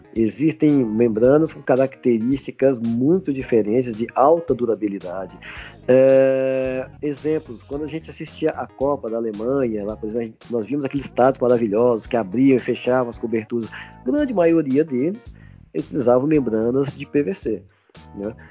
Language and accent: Portuguese; Minas Gerais, Brazil; now in São Paulo, Brazil; eu estou em São Paulo, mas eu sou de Minas